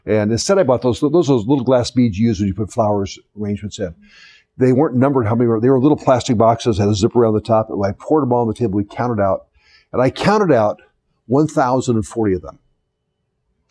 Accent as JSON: {"language": "English", "region": "the South", "country": "United States", "tie": "born or raised there", "said": "I was born in the South"}